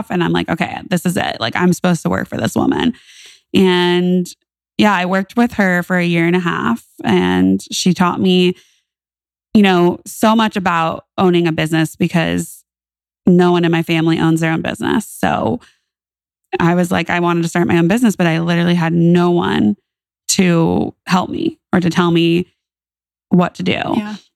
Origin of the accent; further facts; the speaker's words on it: California, United States; born there; I moved back to California. And I say back to California because I was born in California.